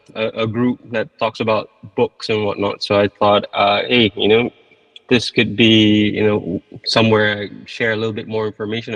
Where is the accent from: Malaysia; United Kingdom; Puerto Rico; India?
Malaysia; Malaysia. Okay. And I went to the States to study for a little bit.